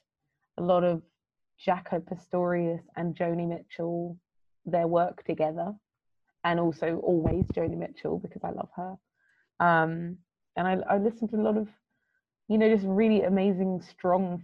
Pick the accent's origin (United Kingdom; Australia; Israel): United Kingdom; London; as a young girl, basically growing up in London